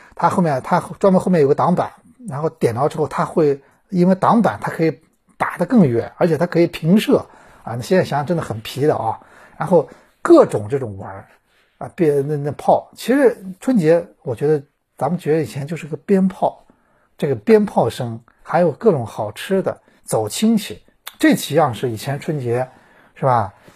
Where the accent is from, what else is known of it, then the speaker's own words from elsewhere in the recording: China; 我中国人